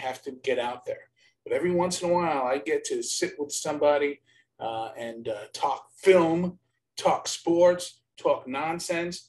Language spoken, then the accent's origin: English; New York, United States; accent: Brooklyn; now in California, United States; I have the Brooklyn accent